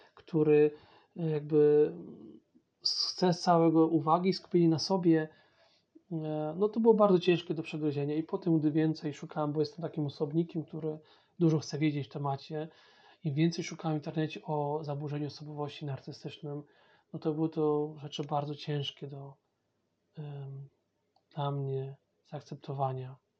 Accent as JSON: {"language": "Polish", "country": "Poland", "first_language": "Polish", "moved": "as an adult", "lives_now": "England, United Kingdom", "said": "jestem Polakiem, to jest mój pierwszy język"}